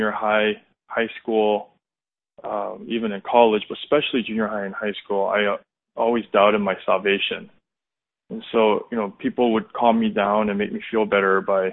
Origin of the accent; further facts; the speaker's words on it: around Orange County, California, United States; I was born and raised in California, around Orange County.